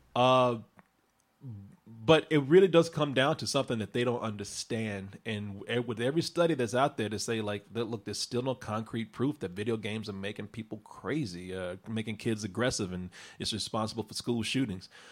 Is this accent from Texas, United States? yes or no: yes; Waco, Texas, United States; my hometown of Waco